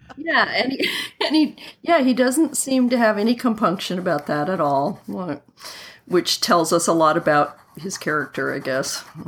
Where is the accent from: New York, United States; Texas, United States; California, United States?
California, United States; Southern; when I was about, let me see, 13, growing up in Southern California